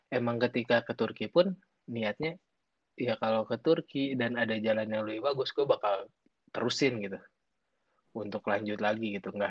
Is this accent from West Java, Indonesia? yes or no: yes; Garut, West Java, Indonesia; SMP pun kan udah nggak di Garut. Gue orang Garut.